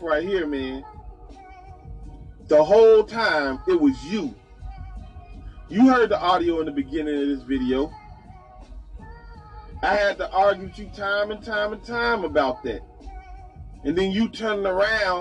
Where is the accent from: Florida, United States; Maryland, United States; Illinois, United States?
Illinois, United States; Chicago; I come from the Robert Taylor Homes